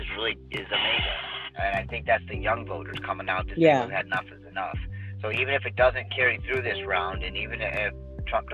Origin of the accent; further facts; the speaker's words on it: near Notre Dame, Indiana, United States; I grew up, you know, not too far from where she went to school in Notre Dame.